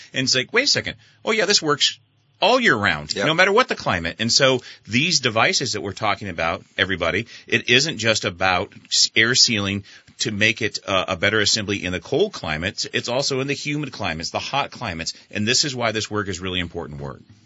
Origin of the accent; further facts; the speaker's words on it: San Diego, California, United States; moved away as an adult; also born or lived in Panama City, Florida / Vermont; I came from San Diego originally